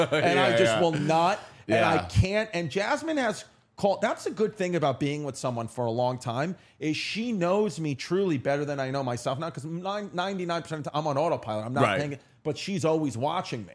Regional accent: New York City, New York, United States; also born or lived in Long Island City / Park Slope / Bay Ridge; now in Staten Island, New York, United States; where I grew up in Ridgewood, Queens

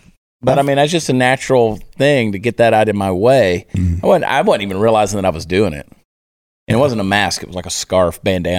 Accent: New Jersey, United States; born there; I was born in New Jersey.

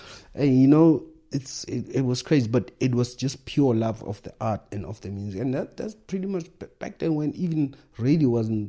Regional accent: South Africa; Back then, as a South African rapper, imagine people were like, oh, Lama American.

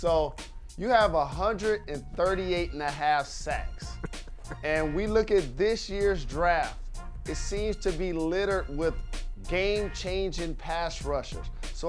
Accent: Detroit, Michigan, United States; The Detroit Lions, my hometown team

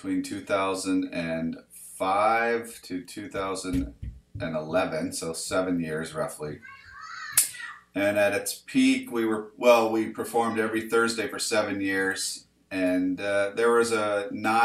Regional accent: Salt Lake City, Utah, United States; moved away as an adult; also born or lived in Sunnyside, Washington; now in Washington, United States; I was born here in Sunnyside and moved down to Salt Lake as a child and came back when I was 21 to become a rock star

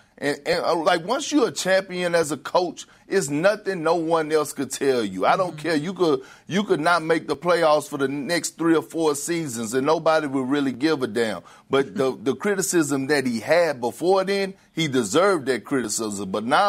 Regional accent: Oakland, California, United States; I'm from Oakland. I'm a guy from that area.

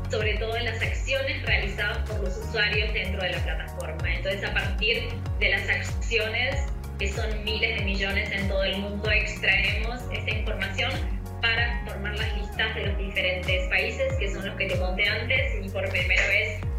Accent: Buenos Aires, Argentina; moved away as an adult; now in São Paulo, Brazil; por mi acento ya lo deben adivinar que soy Argentina

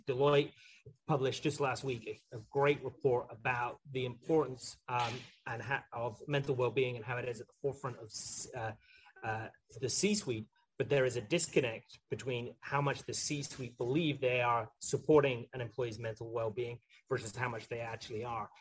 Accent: Highlands of Scotland, United Kingdom; moved away; I grew up in the Highlands of Scotland

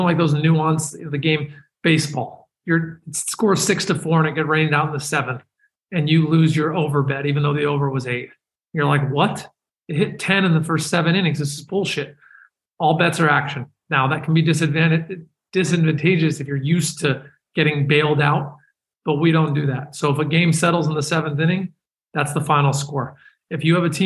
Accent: San Francisco, California, United States; I'm from San Francisco

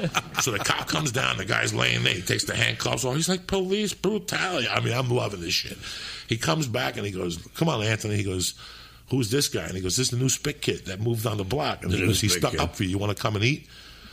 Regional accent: Cuba; English is a second language; now in United States; because you taught me how to speak English. When I came from Cuba, I would watch Dick Van Dyke.

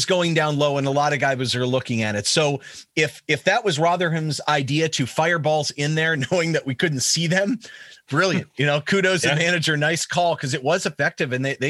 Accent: United States; as an American

